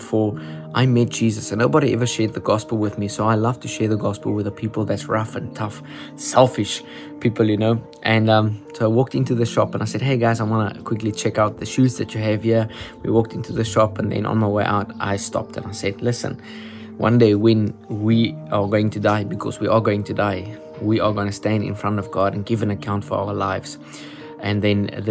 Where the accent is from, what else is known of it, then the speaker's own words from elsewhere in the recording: Upington, Northern Cape, South Africa; We are actually from Uppington. We live from Uppington